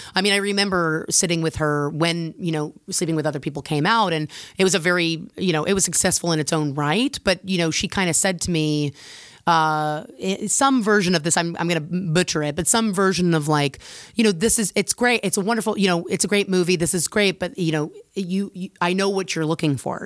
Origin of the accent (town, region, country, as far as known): United States